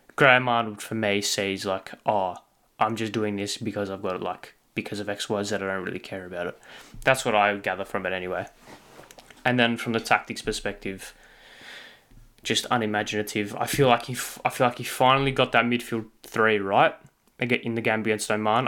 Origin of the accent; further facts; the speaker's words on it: Australia; as an Australian football fan